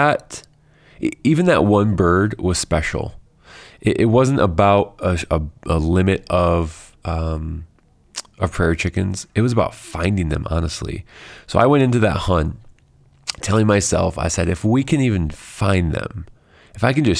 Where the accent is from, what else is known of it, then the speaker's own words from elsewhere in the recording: Illinois, United States; growing up in Illinois